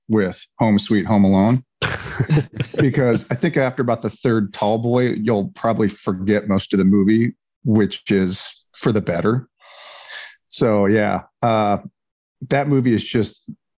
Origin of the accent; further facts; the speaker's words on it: Ohio, United States; now in Georgia, United States; growing up in Ohio, which is much closer to where you all are